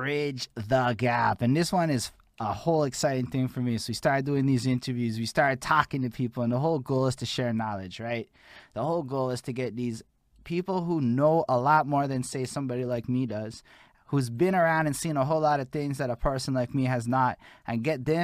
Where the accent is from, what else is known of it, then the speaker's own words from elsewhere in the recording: Montreal, Quebec, Canada; I'm from Montreal.